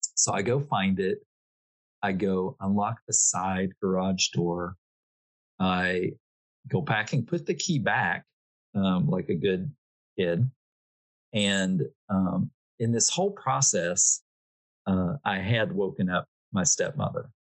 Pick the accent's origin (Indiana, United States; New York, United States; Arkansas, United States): Arkansas, United States; moved away; back home in Arkansas